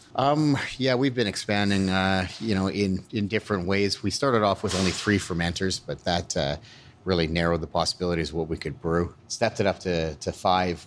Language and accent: English; Alberta, Canada; moved away as an adult; also born or lived in British Columbia; now in Burnaby, Canada; I grew up in Alberta, uh, well, born and, and grew up in Alberta.